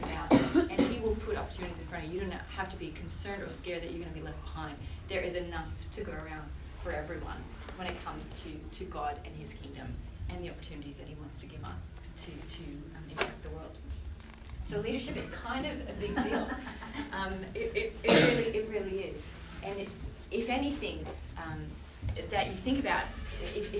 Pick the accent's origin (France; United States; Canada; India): Canada; moved away as an adult; now in Australia; I'm from Canada